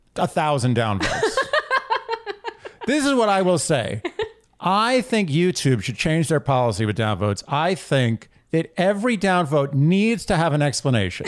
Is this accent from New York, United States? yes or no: yes; New York City, New York, United States; born and raised in New York City